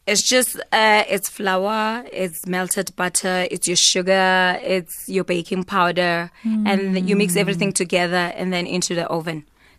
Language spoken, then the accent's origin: English; South Africa; because I'm South African